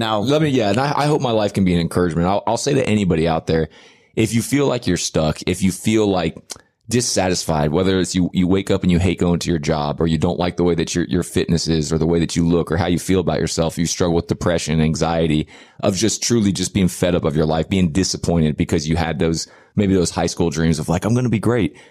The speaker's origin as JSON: {"language": "English", "country": "United States", "also_born_or_lived": "Dallas, Texas", "said": "I'm American"}